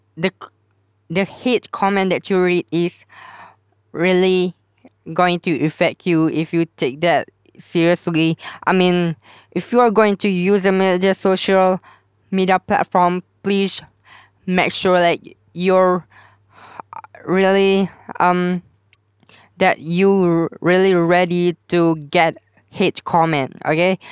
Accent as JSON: {"language": "English", "country": "Malaysia", "said": "I'm from Malaysia too"}